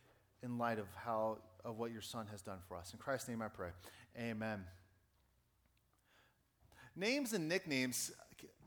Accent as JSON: {"language": "English", "town": "Pittsburgh", "region": "Pennsylvania", "country": "United States", "tie": "born or raised there", "moved": "yes", "said": "my hometown"}